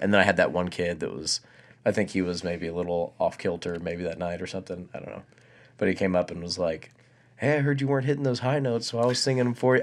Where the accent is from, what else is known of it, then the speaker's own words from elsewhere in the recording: Abilene, Texas, United States; also born or lived in Tennessee; Abileen's my hometown